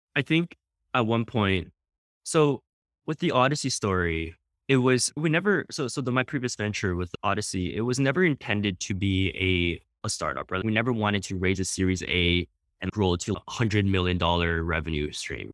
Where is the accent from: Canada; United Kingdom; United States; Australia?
Canada; we're Canadian